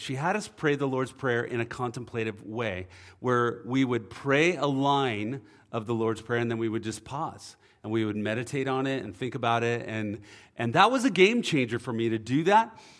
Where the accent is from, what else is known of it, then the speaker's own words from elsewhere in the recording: Oceanside, California, United States; I grew up in Oceanside